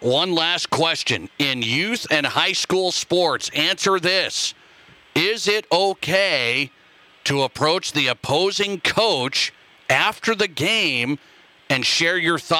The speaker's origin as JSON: {"language": "English", "region": "Montana", "country": "United States", "tie": "born or raised there", "moved": "yes", "said": "because I grew up in Montana"}